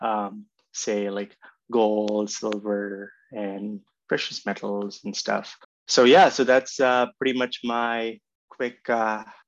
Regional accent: Mumbai, Maharashtra, India; moved away as an adult; now in Canada; I grew up in mostly in Mumbai

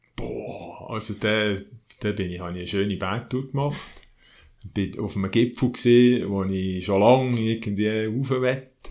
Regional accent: Oberdorf, Solothurn, Switzerland; also born or lived in Bern; Meine Eltern äh, haben 1963 das Haus gebaut hier in Oberdorf

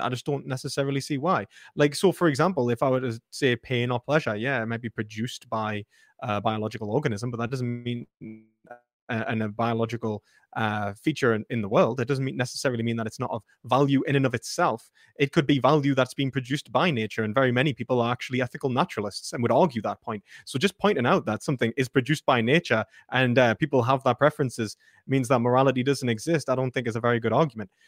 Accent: Newcastle upon Tyne, North East England, United Kingdom; my identity as a British person, as a Geordie

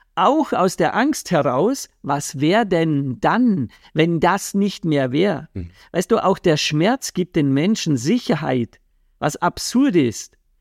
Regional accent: Vorarlberg, Austria; da, wo ich aufgewachsen bin, in Vorarlberg

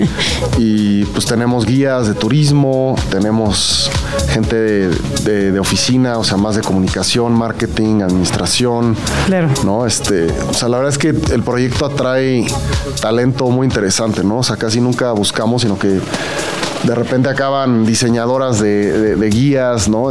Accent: Mexico City, Mexico; yo como chilango tengo, tenía el Xochimilco de las trajineras

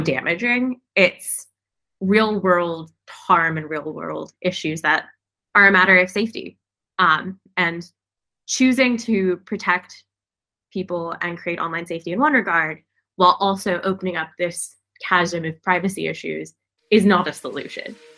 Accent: United States; as an American

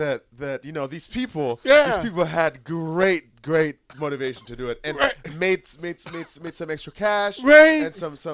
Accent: Nebraska, United States; Hey, we are from Nebraska.

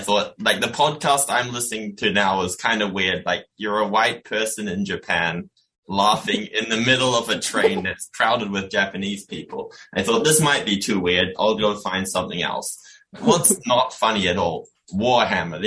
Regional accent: New Zealand; I'm from New Zealand

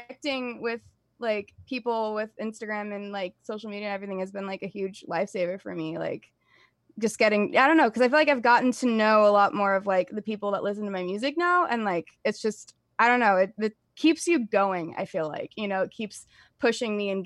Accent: United States; I am not Persian or from the Middle East. I am very American.

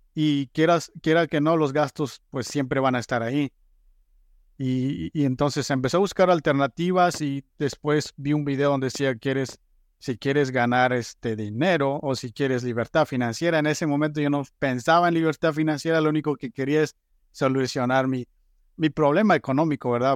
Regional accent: Guatemala; moved away as an adult; soy originario de Guatemala, llegué a este país a finales de 2012

